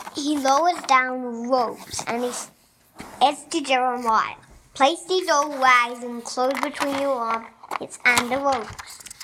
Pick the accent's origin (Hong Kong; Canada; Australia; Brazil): Australia; Melbourne, Victoria; I'm from Melbourne, which is in Australia, and I'm five years old.